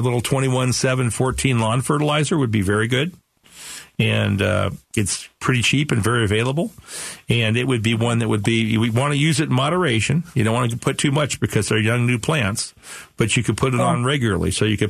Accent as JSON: {"language": "English", "town": "Phoenix", "region": "Arizona", "country": "United States", "said": "I'm from Phoenix, but, you know, right here in Sunny Slope"}